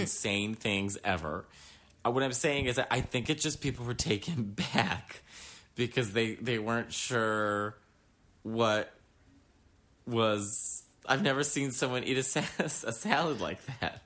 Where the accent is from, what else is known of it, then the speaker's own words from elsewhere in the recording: New York City, New York, United States; being a New Yorker